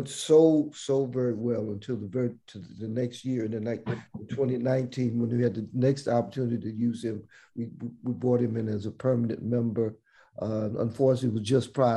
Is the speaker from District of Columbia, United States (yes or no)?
yes; Washington, District of Columbia, United States; we grew up in Washington, D.C.